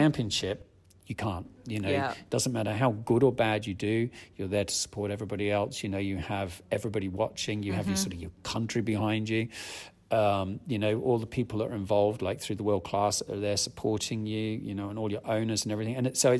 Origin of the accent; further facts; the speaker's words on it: Australia; moved away as an adult; now in United Kingdom; I grew up in Australia. I was born in the UK, grew up in Australia